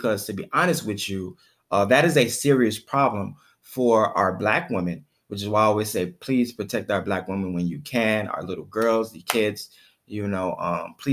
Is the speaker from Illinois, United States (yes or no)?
yes; Chicago, Illinois, United States; I'm actually from Chicago. I'm a Chicago native, born and raised, 606